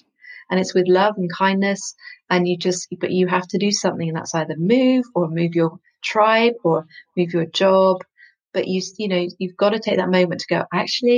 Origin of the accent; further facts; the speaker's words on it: West Country, South West England, United Kingdom; I come from the West Country